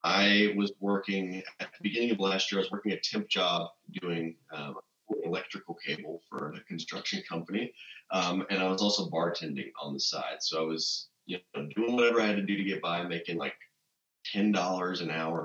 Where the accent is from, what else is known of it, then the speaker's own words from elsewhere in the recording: Mount Juliet, Tennessee, United States; also born or lived in Nashville, Tennessee; the town that I grew up in Mount Juliet, which is, again, one of the suburbs here of Nashville.